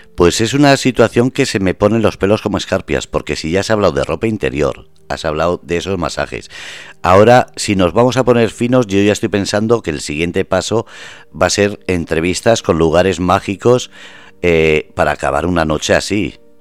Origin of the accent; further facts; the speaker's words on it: Basque Country, Spain; moved away; soy vasco